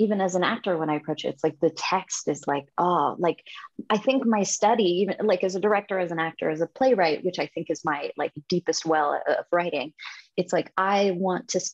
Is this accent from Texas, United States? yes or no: no; Reno, Nevada, United States; moved away as an adult; also born or lived in Hawaii; now in Los Angeles, United States; I was born in Hawaii, and I was, when we were seven, I moved to Reno, Nevada